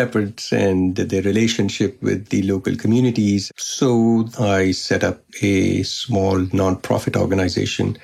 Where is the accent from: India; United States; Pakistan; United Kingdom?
Pakistan; Lahore, Punjab; I'm from Pakistan, from Lahore.